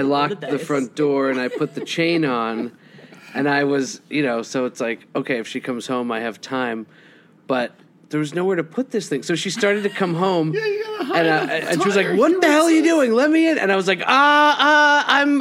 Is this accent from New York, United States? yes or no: yes; New York City, New York, United States; I grew up in Manhattan, on the Upper West Side